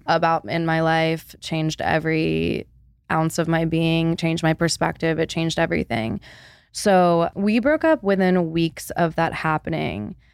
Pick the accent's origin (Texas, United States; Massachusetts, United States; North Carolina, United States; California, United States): North Carolina, United States; Charlotte; I'm Born and raised in Charlotte, moved back home